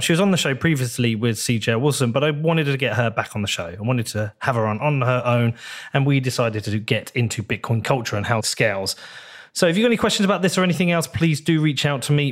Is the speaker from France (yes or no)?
no; United Kingdom